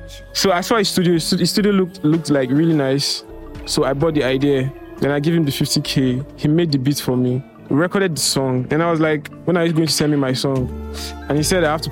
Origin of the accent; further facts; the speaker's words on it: Ogun State, Nigeria; I'm from Ogun State.